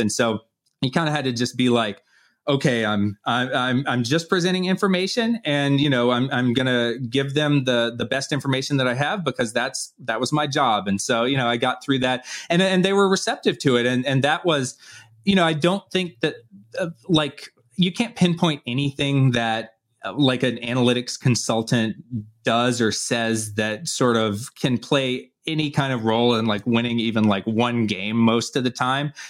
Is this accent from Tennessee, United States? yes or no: no; Atlanta, Georgia, United States; I'm from Atlanta